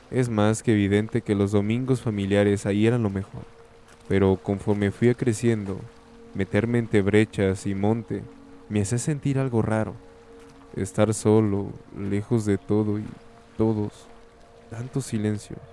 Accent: Piedras Negras, Coahuila, Mexico; soy de Piedras Negras, Coahuila.

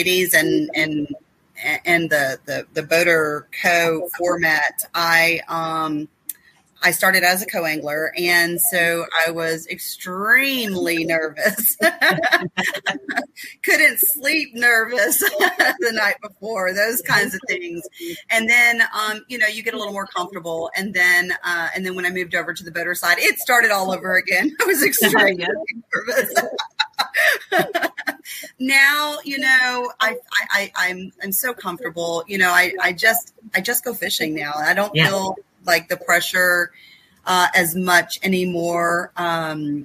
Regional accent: Houston, Texas, United States; also born or lived in Sam Rayburn Reservoir, Texas; I grew up in Houston

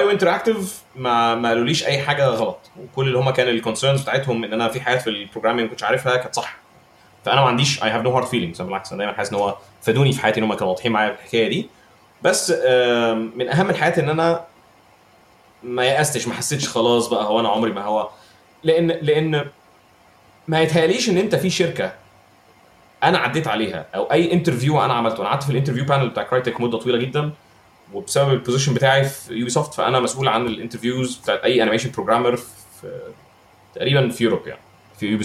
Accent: Egypt; ساعات بحس ان احنا في مصر تو هارش على جوده الانجليزي اللي عندنا في مصر

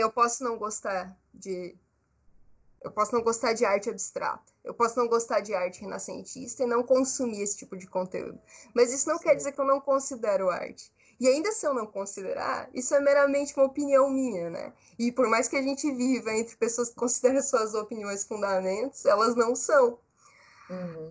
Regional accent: Brazil; Eu sou brasileira, eu sou jovem, artista

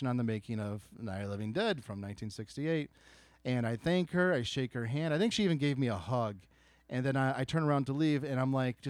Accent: Chicago, Illinois, United States; I'm from Chicago

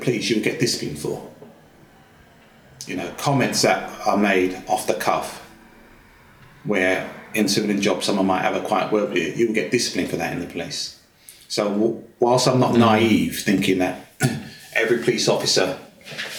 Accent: Luton, East of England, United Kingdom; moved away; also born or lived in London; I was born in London, but my family moved to Luton because my dad worked in Luton. So I grew up most of my life in Luton.

